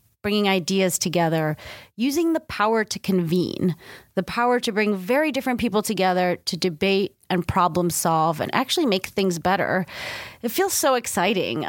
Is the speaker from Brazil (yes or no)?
no; United States; also born or lived in Stockholm, Sweden; As an American that spent 4 years living in Sweden